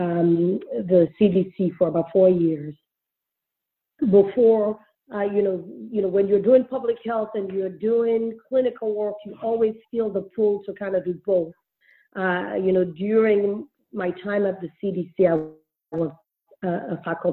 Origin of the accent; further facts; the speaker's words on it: Sierra Leone; I grew up in Sierra Leone.